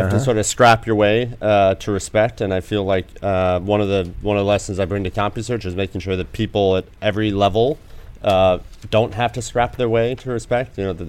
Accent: Ilion, New York, United States; Small town, mill town in upstate New York called Ilion.

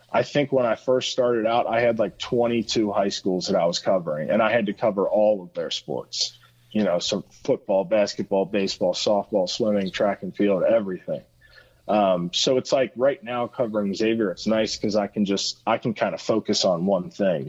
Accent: Cincinnati, Ohio, United States; Cincinnati, born and raised

